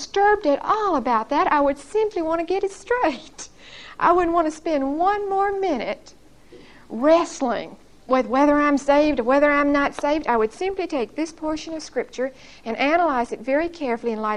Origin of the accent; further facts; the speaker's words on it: Brookhaven, United States; born or raised there; moved away as an adult; now in Huntsville, United States